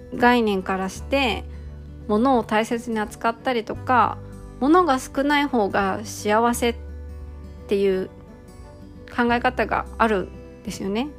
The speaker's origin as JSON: {"language": "Japanese", "country": "Japan"}